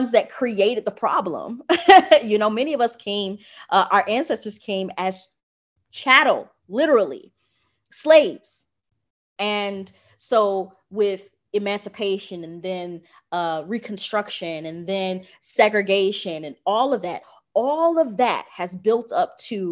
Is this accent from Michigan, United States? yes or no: yes; Michigan, United States; also born or lived in Atlanta, Georgia; now in Playa del Carmen, Mexico; I grew up in Michigan